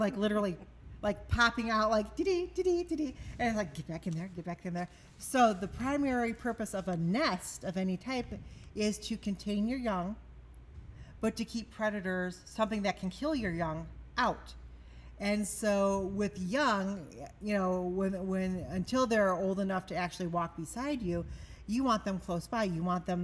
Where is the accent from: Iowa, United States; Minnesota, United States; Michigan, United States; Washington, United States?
Michigan, United States; growing up in Michigan and as a child, always going out in the woods